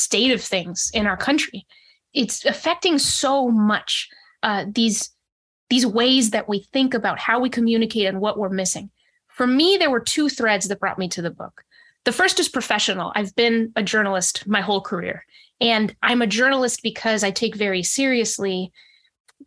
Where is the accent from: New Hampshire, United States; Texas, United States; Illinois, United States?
New Hampshire, United States; also born or lived in Monterrey, Mexico; when I was in kindergarten, we moved to the States, and soon after that went to New Hampshire. So I grew up mostly in New Hampshire